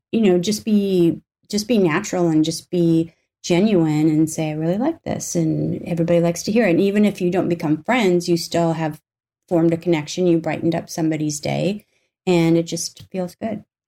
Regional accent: North Dakota, United States; I grew up in North Dakota for the most part

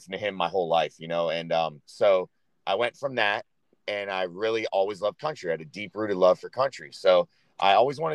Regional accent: Florida, United States; also born or lived in Michigan; at 2 years old, I moved down to Florida. And I lived in South Florida, like by Clearwater Beach, you know, until I went through high school

